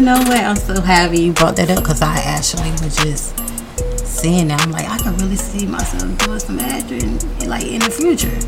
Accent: Orlando, Florida, United States; I'm from Orlando, Florida, FLA.

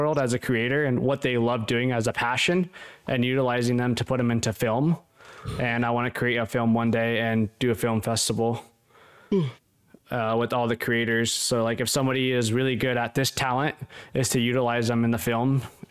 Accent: Los Angeles, California, United States; I grew up in Hollywood

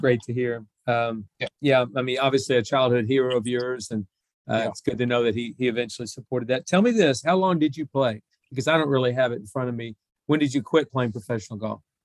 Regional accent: Oklahoma, United States; growing up in Oklahoma, being an Oklahoma State golf fan

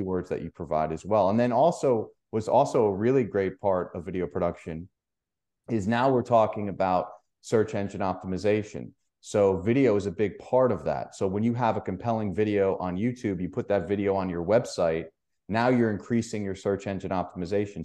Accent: New York, United States; I'm from New York

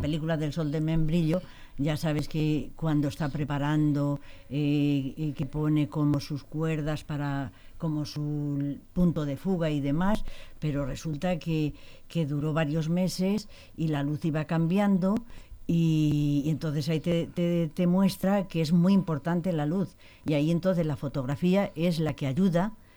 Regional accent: Las Pedroñeras, Castilla-La Mancha, Spain; soy de Pedroñeras y está Belmonte, eh, también de Cuenca.

